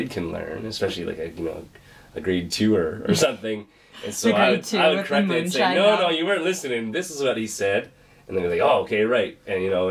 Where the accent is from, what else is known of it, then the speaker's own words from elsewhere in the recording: Alberta, Canada; now in Sackville, Canada; I'm from Alberta, I'm a farm boy